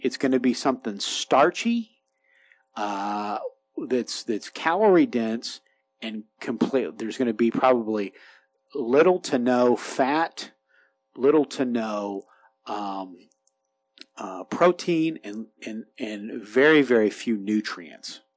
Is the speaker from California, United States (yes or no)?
no; Kentucky, United States; also born or lived in Florida; now in Appalachia, United States; grew up in Kentucky.